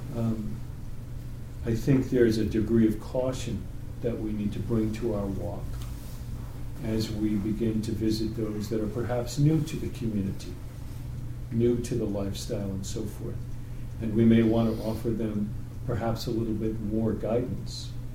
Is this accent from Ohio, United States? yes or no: no; New York, United States; I'm from New York